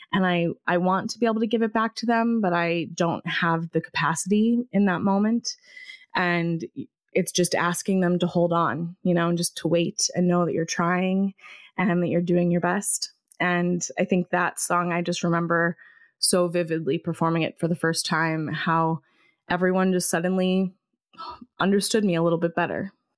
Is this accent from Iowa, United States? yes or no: yes; Davenport, Iowa, United States; now in Ithaca, United States; I grew up in Davenport, Iowa, and I have lived almost since I left Iowa, I've lived in Ithaca, New York